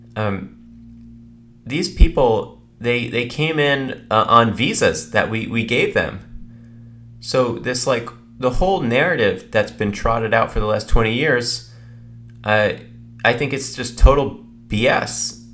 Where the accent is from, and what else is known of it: United States